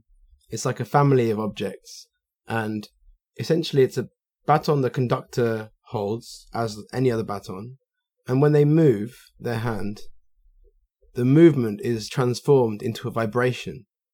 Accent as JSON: {"language": "English", "region": "London", "country": "United Kingdom", "said": "from London in England"}